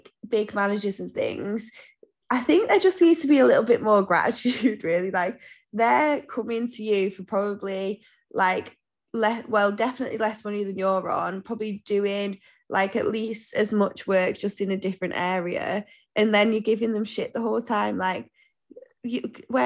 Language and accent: English; Manchester, North West England, United Kingdom; he heard that I was from Manchester